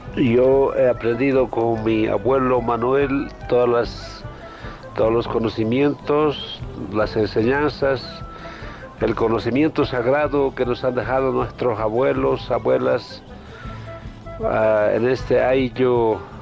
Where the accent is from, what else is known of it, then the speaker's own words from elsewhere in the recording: Ayllu Lunglaya, Kallawaya region, La Paz, Bolivia; yo nací acá en Ayo Lunglaya